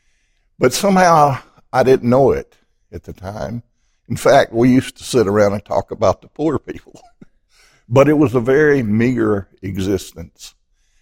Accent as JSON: {"language": "English", "town": "Piedmont", "region": "Alabama", "country": "United States", "tie": "born or raised there", "said": "From the little town of Piedmont, Alabama. About 5,000 people. And it's surrounded by what we call in Piedmont mountains. And it is a beautiful place on the earth. And I grew up there"}